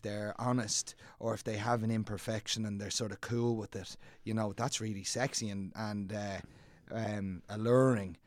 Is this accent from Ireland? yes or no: yes; Dublin, Leinster, Ireland; I grew up in Clontarf